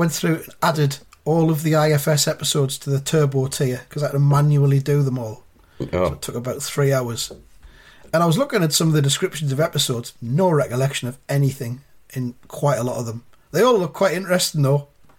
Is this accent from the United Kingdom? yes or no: yes; England, United Kingdom; As an Englishman.